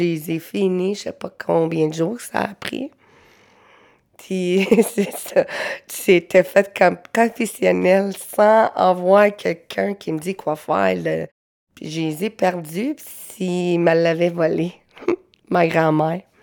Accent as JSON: {"language": "French", "town": "Montreal", "region": "Quebec", "country": "Canada", "tie": "born there", "said": "je suis née à Montréal. Je suis Inuit, moitié gaspésienne. J'ai 34 ans."}